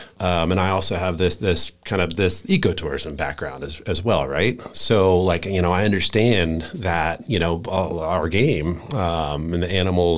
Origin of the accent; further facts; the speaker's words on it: Virginia, United States; also born or lived in Florida; now in Wyoming, United States; so I'm a transplant to Wyoming, so I came out from Virginia via Florida in 02.